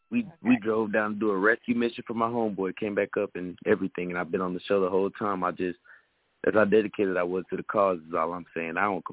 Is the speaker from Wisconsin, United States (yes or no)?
no; Atlanta, Georgia, United States; I'm from Atlanta, Georgia.